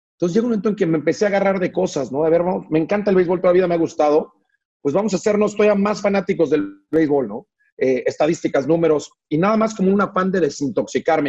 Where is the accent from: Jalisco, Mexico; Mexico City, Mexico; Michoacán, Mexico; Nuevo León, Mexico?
Mexico City, Mexico; also born or lived in Liverpool, England; somos una familia de la Ciudad de México